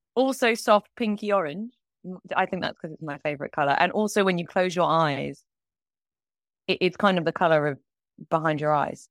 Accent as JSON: {"language": "English", "country": "United Kingdom", "also_born_or_lived": "Kingston / London", "moved": "as an adult", "lives_now": "Los Angeles, United States", "said": "I am a British animator that currently lives in Los Angeles."}